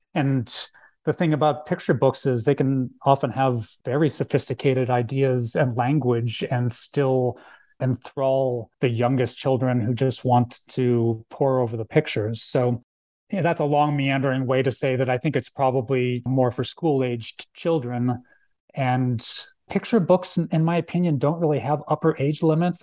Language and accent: English; Phoenix, Arizona, United States; also born or lived in Philadelphia, Pennsylvania; now in Tucson, United States; I grew up in Moon Valley, actually, and then I moved to Tucson for school, uh, around ninety-one.